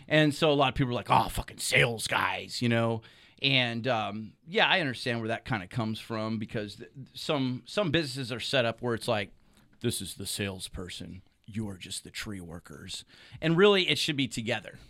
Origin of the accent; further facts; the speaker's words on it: Solano County, California, United States; I grew up in Solano County on the other side of the hills